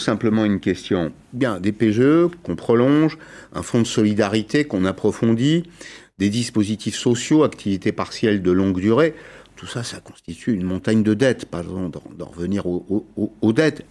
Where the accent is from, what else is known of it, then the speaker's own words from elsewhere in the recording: France; chez nous, en France